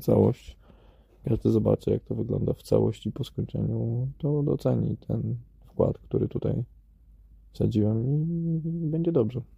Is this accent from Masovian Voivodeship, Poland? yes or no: yes; Warsaw, Masovian Voivodeship, Poland; moved away; urodziłem się w Warszawie i no, nie wiem, szkoła w Warszawie, wszystko w Warszawie